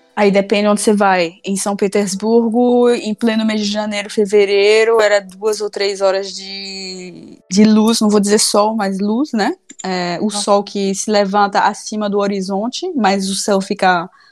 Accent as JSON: {"language": "Portuguese", "town": "Salvador", "region": "Bahia", "country": "Brazil", "said": "eu sou baiana, né, de Salvador"}